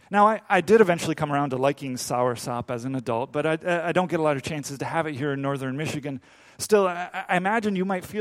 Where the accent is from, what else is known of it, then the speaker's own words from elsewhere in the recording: Dominican Republic; moved away; I grew up in the Dominican Republic